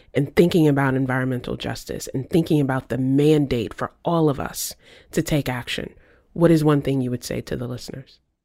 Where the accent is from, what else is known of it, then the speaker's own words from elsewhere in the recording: Virginia, United States; moved away; I grew up in Virginia in a neighborhood